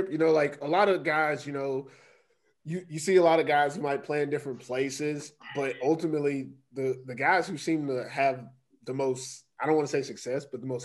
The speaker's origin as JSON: {"language": "English", "town": "Long Island", "region": "New York", "country": "United States", "said": "I'm from Long Island."}